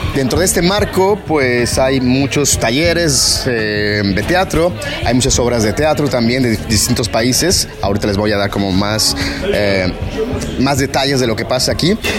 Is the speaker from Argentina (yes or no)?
no; Mexico; soy mexicano o mexicana